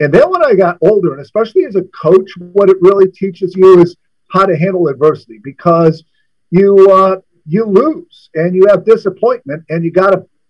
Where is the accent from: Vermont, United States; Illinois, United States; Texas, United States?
Illinois, United States; Chicago; moved away; also born or lived in Maine; I grew up in the Midwest